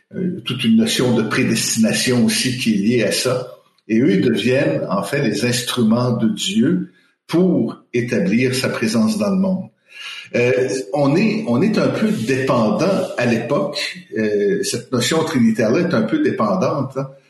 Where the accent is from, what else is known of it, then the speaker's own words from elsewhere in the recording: Quebec, Canada; moved away as an adult; also born or lived in Colombia; now in Montreal, Canada; je suis québécois d'origine. J'ai vécu dix ans euh, en Amérique latine.